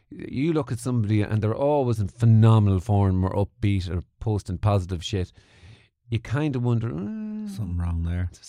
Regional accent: Mullingar, Leinster, Ireland; also born or lived in Portlaoise / Dublin / Manchester; I was born in Mullingar. Born in Mullingar. Moved to Portlaoise.

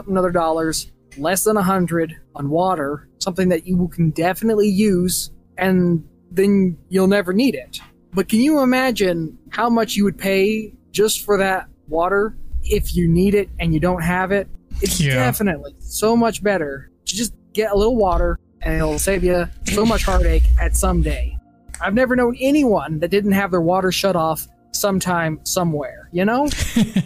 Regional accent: Texas, United States; I'm from Texas, and it's hot there

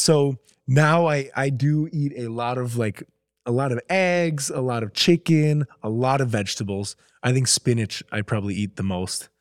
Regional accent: Minnesota, United States; moved away as an adult; now in Los Angeles, United States; I grew up in Minnesota.

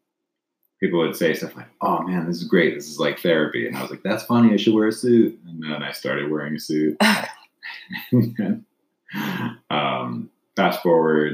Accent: Gilroy, California, United States; moved away; also born or lived in Seoul, South Korea; I grew up in Gilroy, California

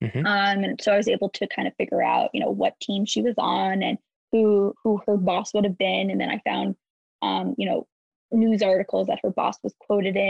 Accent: New York, United States; I'm from New York.

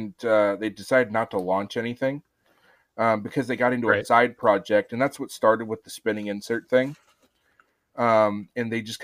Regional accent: Apache Junction, Arizona, United States; Well, so I grew up in Arizona, out in the deserts, in Apache Junction, Arizona.

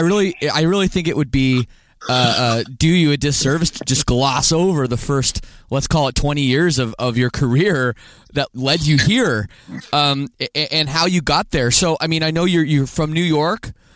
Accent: Canada; I'm from Canada

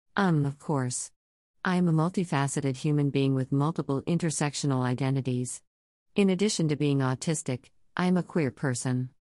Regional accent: Texas, United States; I am from Texas.

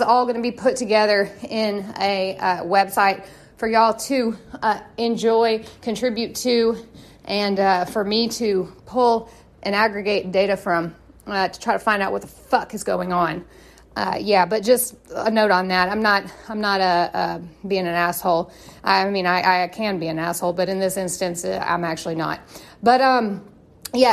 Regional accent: Tennessee, United States; I am from Tennessee

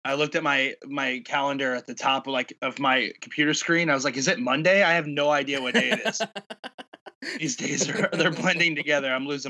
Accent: St. Louis, Missouri, United States; because I grew up in St. Louis, love hockey, you know, played as a kid

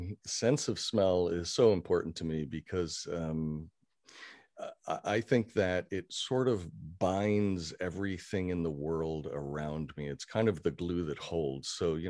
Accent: Kenya; also born or lived in Syracuse, United States; I was born in Syracuse, New York, and lived there only for a couple of years. Don't remember it very well. And when I was very young, my father was an educator and also an administrator with the Peace Corps. And we moved to Kenya in East Africa in the 60s.

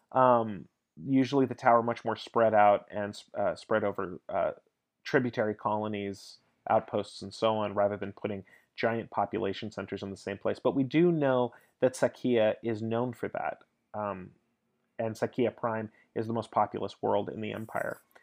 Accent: United States; I'm American

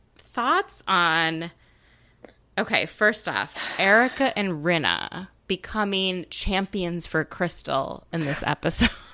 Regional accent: Midwest, United States; also born or lived in Minnesota; now in Washington, D.C., United States; I grew up in the Midwest

